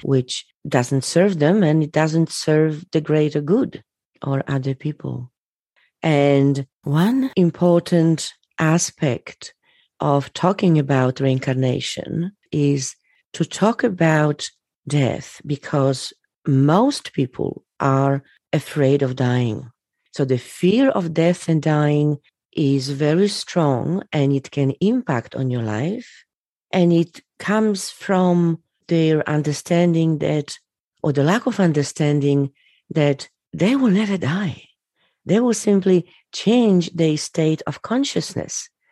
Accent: Poland; I was born in Poland.

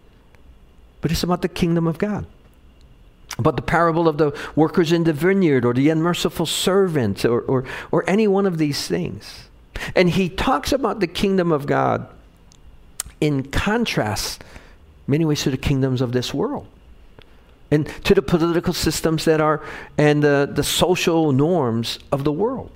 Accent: Hawaii, United States; Growing up in Hawaii

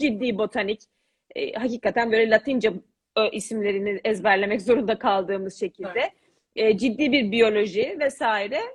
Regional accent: Istanbul, Turkey; moved away as an adult; also born or lived in England / Paris, France; 83 İstanbul doğumluyum. E, İtalyan Lisesi'nde okudum.

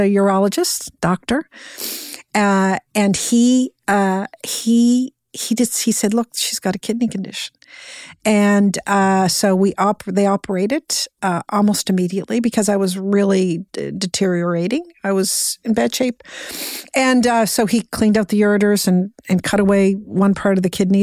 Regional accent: Cape Breton, Nova Scotia, Canada; I was born and raised in Cape Breton, Nova Scotia

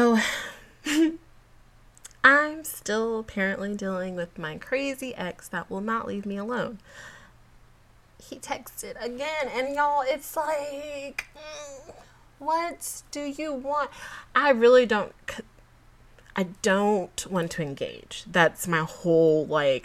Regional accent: Georgia, United States; now in Texas, United States; I'm a Georgia girl

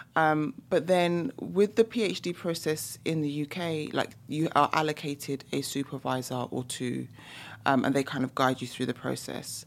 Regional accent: London, United Kingdom; you can probably hear by my accent as well, I'm from the U K, so I'm from London, England.

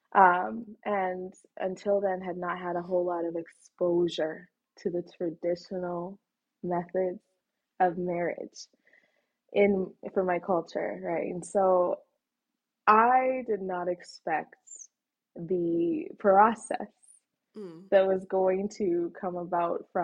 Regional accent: Canada; also born or lived in Egypt; I was born in Egypt, but my parents are Sudanese. So they met in Egypt, got married, had me. And when I was 3 years old, we immigrated to Canada. So I've lived here in Canada my whole life.

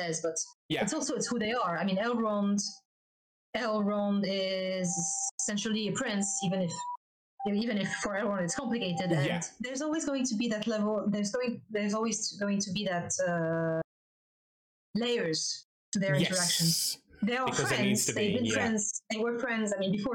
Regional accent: France; I'm French

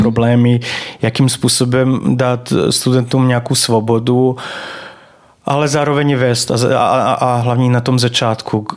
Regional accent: Banat, Vojvodina, Serbia; Czech is a second language; moved away as an adult; now in Czech Republic; já se tam narodil, takže vlastně pocházím ze Srbska.

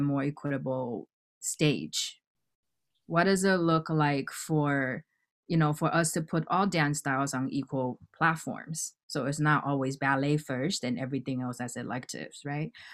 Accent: Hawaii, United States; moved away as an adult; now in New York, United States; I didn't grow up in New York. I grew up in Hawaii

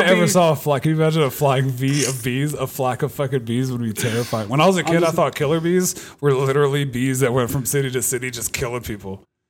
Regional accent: Virginia Beach, Virginia, United States; moved away as an adult; also born or lived in England / Korea; I grew up in Virginia Beach.

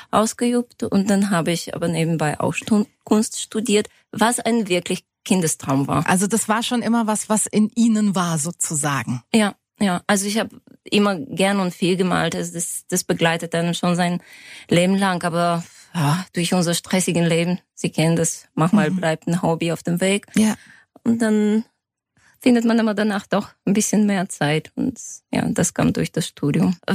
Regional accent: Sofia, Sofia City, Bulgaria; Genau, ich komme aus Sofia. Es hat sich ja, ich habe ein deutsches Gymnasium äh, besucht in Bulgarien

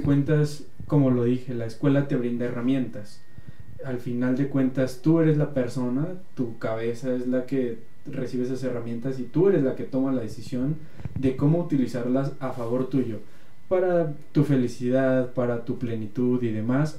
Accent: Mexico; somos mexicanos

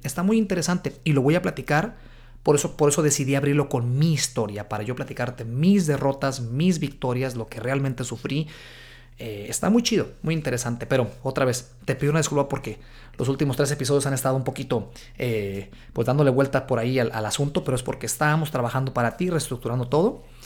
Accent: Guadalajara, Jalisco, Mexico; moved away as an adult; now in United States; Guadalajara, Jalisco, México, de donde soy yo.

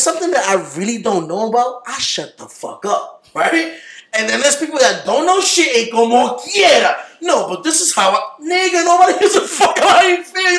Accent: United States; I'm American

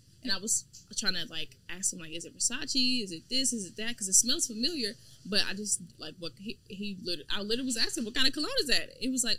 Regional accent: Houston, Texas, United States; I'm from Houston. So I'm from Houston, Texas, for all you guys watching. But specifically for the people that are from Houston, I'm from Ridgemont. So I'm from Ridgemont Heights.

